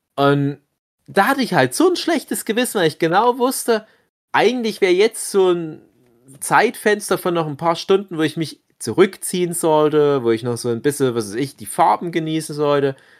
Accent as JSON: {"language": "German", "region": "East Germany", "country": "Germany", "said": "wir sind ja Ossi-Männer"}